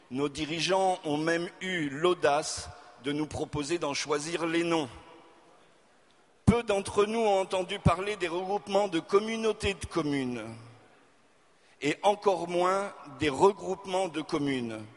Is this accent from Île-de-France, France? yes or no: no; Auvergne-Rhône-Alpes, France; also born or lived in Hauts-de-France; Je suis ch'ti de naissance. J'ai grandi. J'ai grandi dans la région de Lyon et la vie m'a mené dans le sud-ouest, grande région du ballon ovale.